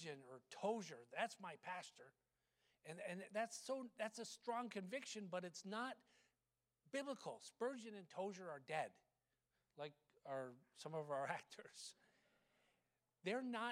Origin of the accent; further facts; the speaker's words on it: United States; as American Christians